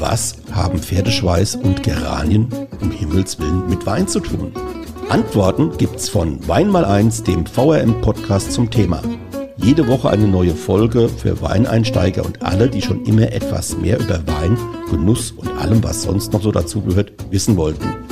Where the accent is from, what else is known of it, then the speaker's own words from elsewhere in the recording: Rheinhessen, Rhineland-Palatinate, Germany; Bei uns in Rheinhessen und jetzt speziell so direkt an der Rheinterrasse